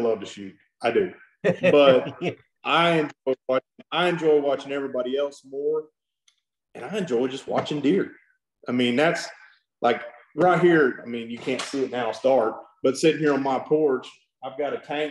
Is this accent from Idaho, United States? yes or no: no; South Texas, United States; also born or lived in Cotulla, Texas; I grew up down in South Texas